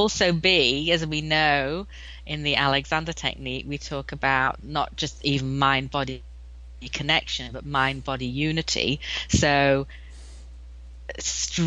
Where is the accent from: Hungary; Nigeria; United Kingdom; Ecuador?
United Kingdom; England; now in United States; I'm from England, as you may be able to tell from my accent.